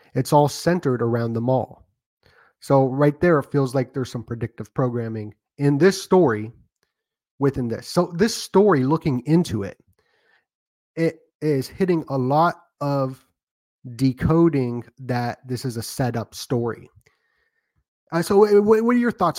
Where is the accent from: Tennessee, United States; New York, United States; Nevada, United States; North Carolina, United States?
Nevada, United States; Las Vegas; I'm from Las Vegas